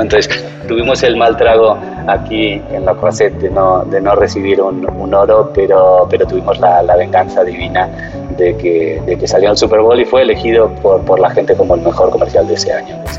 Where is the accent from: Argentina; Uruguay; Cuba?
Argentina; Buenos Aires; moved away as an adult; also born or lived in Barcelona, Spain; now in Mexico; nací en Barcelona, pero me fui a vivir de muy jovencito a Buenos Aires, así que soy medio catalán y medio, medio porteño